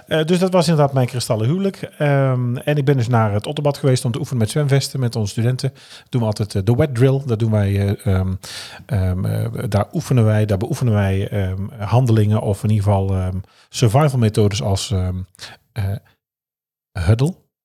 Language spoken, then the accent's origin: Dutch; North Brabant, Netherlands; als Brabander ben ik geboren